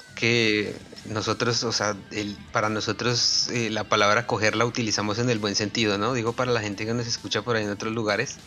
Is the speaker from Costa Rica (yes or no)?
no; Colombia; nosotros como colombianos